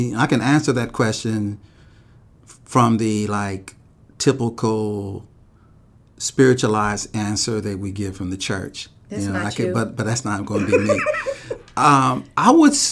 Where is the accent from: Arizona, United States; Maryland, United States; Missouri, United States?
Missouri, United States; I'm from Missouri. You know, and I grew up in a community where there weren't great models for black men or women